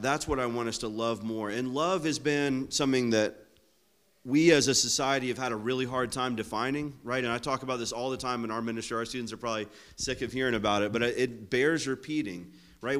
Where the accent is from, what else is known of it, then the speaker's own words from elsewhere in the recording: Florida, United States; I'm from Florida